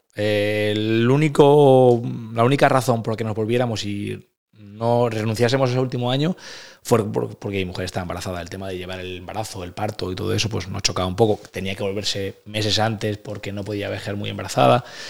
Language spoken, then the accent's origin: Spanish; Valencian Community, Spain; moved away as an adult; soy valenciano